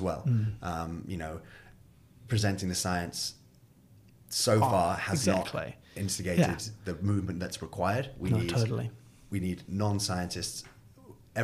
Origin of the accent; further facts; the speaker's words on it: United Kingdom; I'm a British citizen